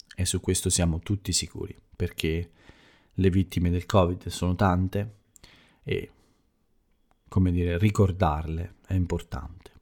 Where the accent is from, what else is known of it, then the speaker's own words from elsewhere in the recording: Italy; first language Italian; nel mio paese, nella mia bella Italia